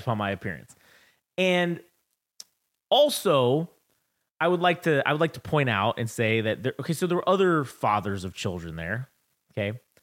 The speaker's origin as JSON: {"language": "English", "country": "United States", "said": "I'm American"}